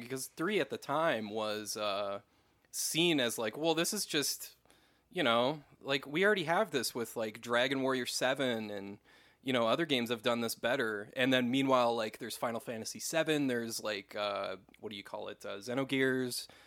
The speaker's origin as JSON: {"language": "English", "town": "West St. Paul", "region": "Minnesota", "country": "United States", "tie": "born or raised there", "said": "That's where I'm from, so yeah, you you actually did a video in like my hometown"}